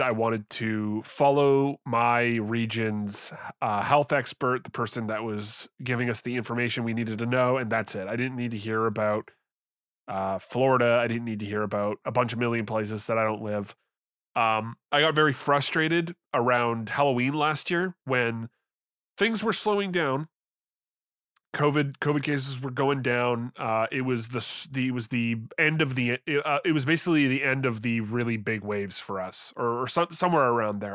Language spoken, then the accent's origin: English; Canada; I'm from Canada